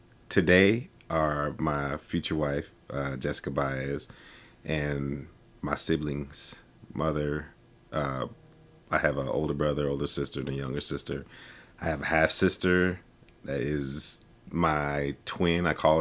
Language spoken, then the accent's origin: English; South Bend, Indiana, United States; I was born in South Bend, Indiana. My birthday is August 10th, 1980, so I'm a lovely Leo.